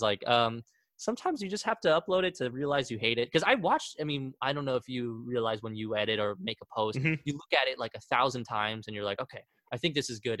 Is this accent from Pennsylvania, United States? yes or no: no; Wichita, Kansas, United States; also born or lived in Argentina; i grew up most of my life here